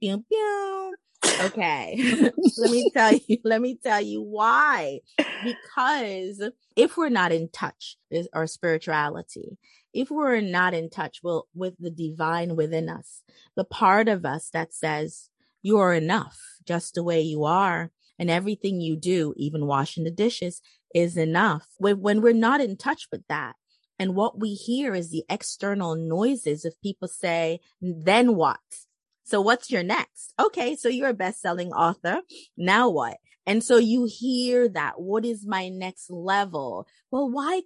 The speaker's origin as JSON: {"language": "English", "country": "Jamaica", "said": "I'm from Jamaica, the island of Jamaica."}